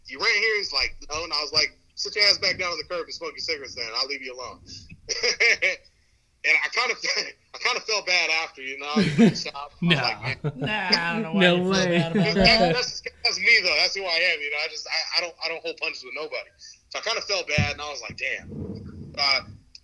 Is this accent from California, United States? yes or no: yes; Santa Rosa, California, United States; I'm 37 from Santa Rosa, California. I'm in the North Bay, California, north of San Francisco. Been here my whole life